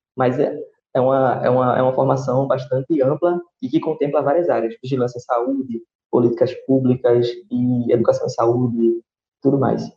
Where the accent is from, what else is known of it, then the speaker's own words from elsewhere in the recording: Recife, Pernambuco, Brazil; sou de Recife